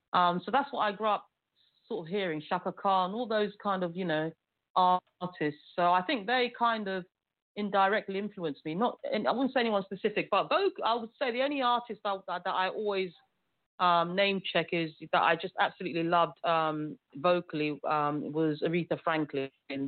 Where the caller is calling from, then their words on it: London, United Kingdom; I'm calling from the UK. I'm calling from London. So that's where I live. So, yes, I'm calling from the United Kingdom.